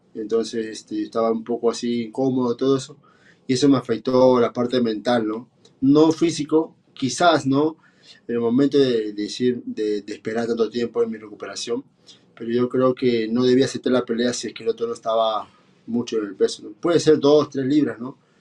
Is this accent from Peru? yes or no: yes; Peru; soy un peleador peruano